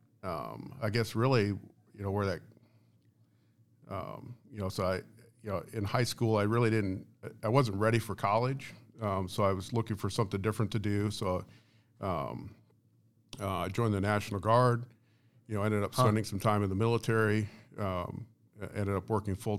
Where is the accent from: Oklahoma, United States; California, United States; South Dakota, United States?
South Dakota, United States; also born or lived in Iowa; I'm originally a South Dakota kid. I grew up, kind of go back further than that, I guess. I was actually born in Iowa.